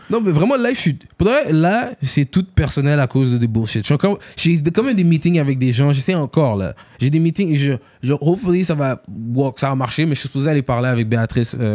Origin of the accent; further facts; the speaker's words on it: Haiti; Yo, moi, je suis haïtien.